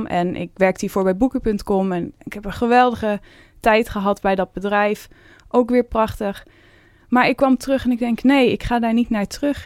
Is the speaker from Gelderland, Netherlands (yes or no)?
yes; Veluwe, Gelderland, Netherlands; ik kom ook van de Veluwe. Ik was altijd in de bossen te vinden, boomhutten te maken